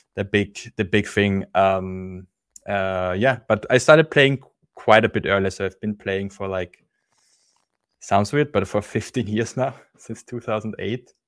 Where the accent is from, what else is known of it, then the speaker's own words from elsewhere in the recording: Austria; I'm from Austria